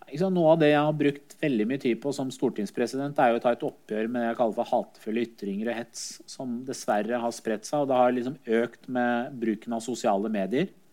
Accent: Skotselv, Buskerud, Norway; also born or lived in Iran / Drammen; Jeg vokste opp i Skotselva, eh, i det miljøet

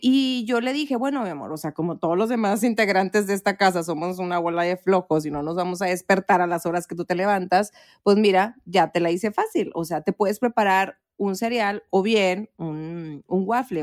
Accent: Matamoros, Tamaulipas, Mexico; moved away; allá en Matamoros, mi rancho, mi pueblito hermoso

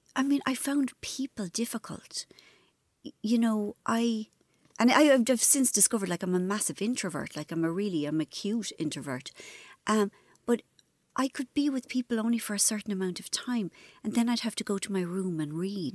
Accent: Ireland; I was brought up in Ireland, which was, you know, very religious.

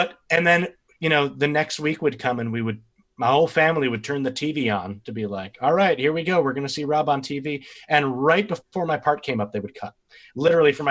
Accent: Westhampton Beach, New York, United States; now in Spring Green, United States; I worked at a tiny little bookstore in West Hampton Beach, is where I grew up on Long Island

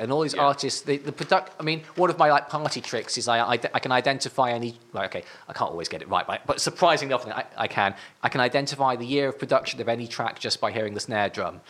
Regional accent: Northumberland, North East England, United Kingdom; I'm from Northumberland

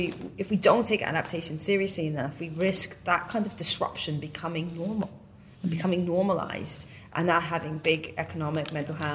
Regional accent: Western Canada, Canada; moved away; I come from Western Canada

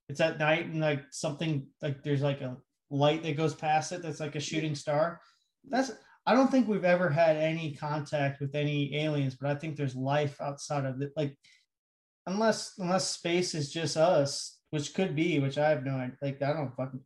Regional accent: United States; We're fucking from America

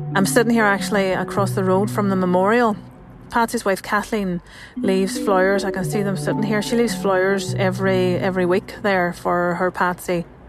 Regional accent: Northern Ireland, United Kingdom; I'm a journalist from Northern Ireland.

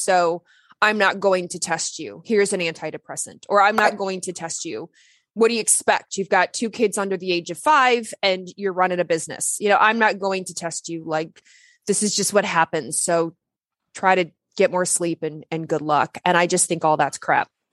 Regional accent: Lexington, Kentucky, United States; I grew up in Lexington, Kentucky. I'm not from there. I wasn't born there, but that's where I grew up.

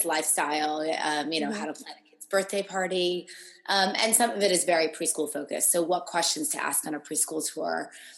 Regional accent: New York, United States; also born or lived in Boston; now in Los Angeles, United States; I'm from New York, but I went to school in Boston

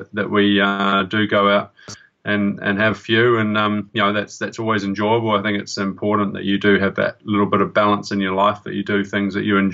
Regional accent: New Zealand

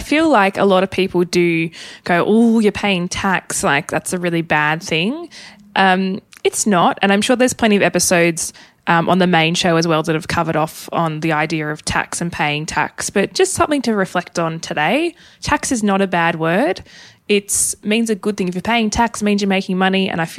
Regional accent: Tasmania, Australia; I am originally from Tassie.

